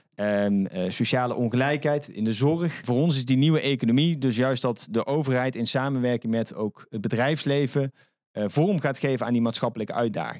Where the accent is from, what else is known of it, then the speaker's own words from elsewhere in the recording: Netherlands; wij als Nederlanders